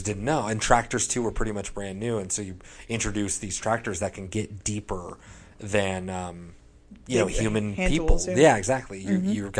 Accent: South Dakota, United States; moved away; also born or lived in Kansas; I was born in South Dakota. My family was in the Dust Bowl back in the day.

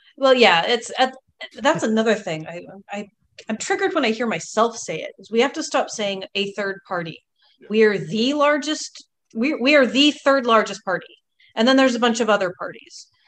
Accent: Longview, Texas, United States; also born or lived in New Orleans, Louisiana / Houston, Texas / Pasadena, Texas; now in California, United States; I spent most of my time in Longview, which is northeast Texas

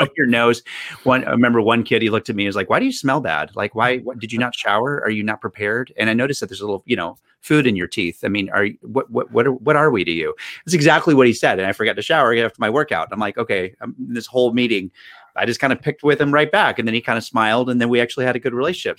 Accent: North Carolina, United States; now in Boston, United States; I'm from North Carolina originally

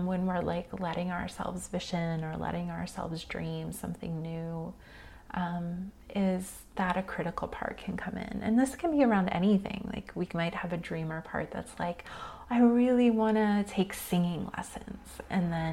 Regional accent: United States; especially as modern American humans who've been raised in a capitalist society

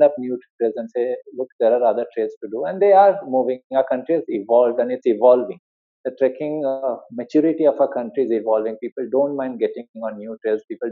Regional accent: India; we are from India

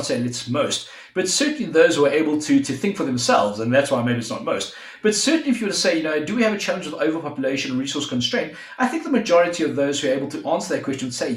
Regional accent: South Africa; we're both from South Africa

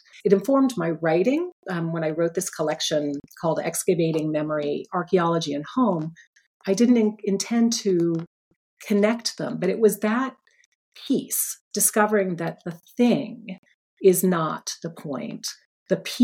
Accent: Phoenix, Arizona, United States; now in Philadelphia, United States; Phoenix, my hometown.

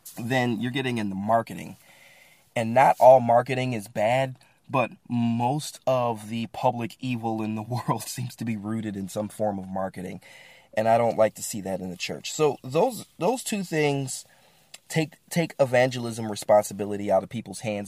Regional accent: Midwest, United States; moved away; also born or lived in Bible Belt; I grew up in the Midwest

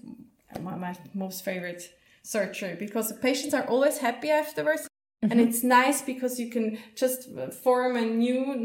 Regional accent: around Zurich, Switzerland; I grew up like around Zurich

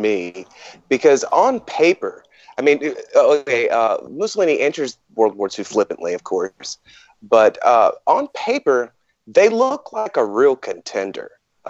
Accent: Louisiana, United States; of course I'm from Louisiana.

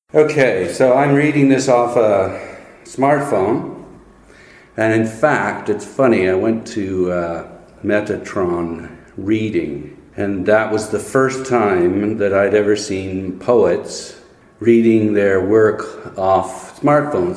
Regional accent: Saskatoon, Saskatchewan, Canada; moved away as an adult; lived there until I was 22

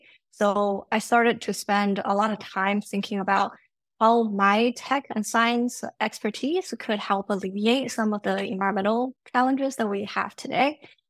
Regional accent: China; also born or lived in Canada; now in United States; I've lived in three different countries. I grew up in China and Canada, and I went to school here in the US.

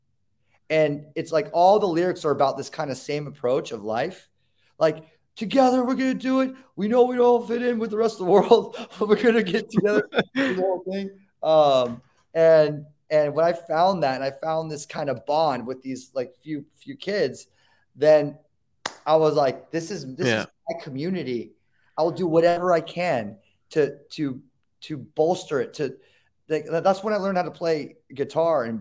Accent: Newport Beach, California, United States; I grew up in Newport Beach

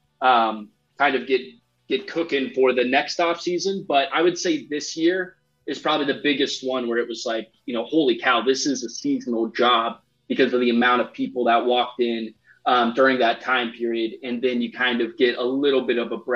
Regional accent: Nebraska, United States; I grew up in Nebraska

